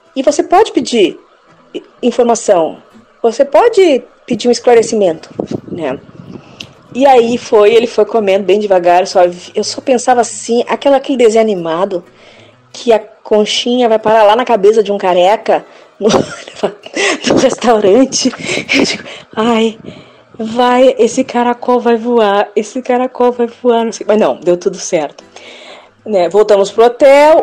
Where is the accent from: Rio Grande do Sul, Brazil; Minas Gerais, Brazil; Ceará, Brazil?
Rio Grande do Sul, Brazil; Porto Alegre; eu saí de Porto Alegre e fui para outro lugar, foi acho que para a Praia Pinheira